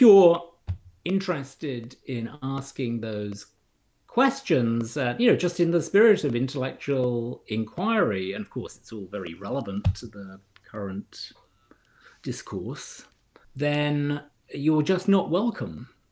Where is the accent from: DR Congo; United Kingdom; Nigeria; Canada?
United Kingdom; moved away as an adult; also born or lived in London, United Kingdom; now in Cambridge, Massachusetts, United States; I grew up in in Britain